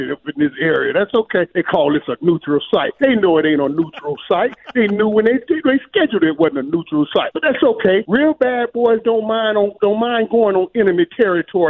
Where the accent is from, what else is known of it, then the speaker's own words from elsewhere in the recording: Dallas, Texas, United States; my hometown, Dallas